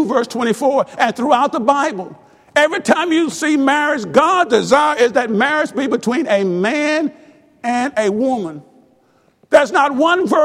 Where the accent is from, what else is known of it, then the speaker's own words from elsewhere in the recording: Mississippi, United States; I was born in Mississippi